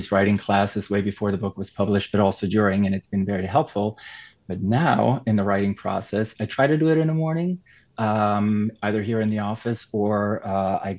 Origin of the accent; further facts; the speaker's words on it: Switzerland; first language Swiss German; English is a second language; German is my mother tongue, or Swiss German